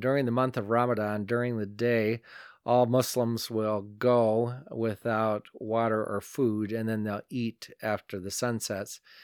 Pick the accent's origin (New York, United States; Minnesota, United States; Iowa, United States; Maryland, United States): Iowa, United States; northeastern; attending church in my hometown, and that's up in northeastern Iowa, a little town called Elkheter.